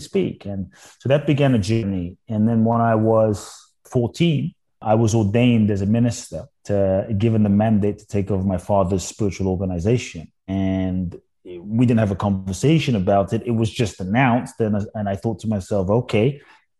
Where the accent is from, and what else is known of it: London, United Kingdom; born or raised there; also born or lived in Ghana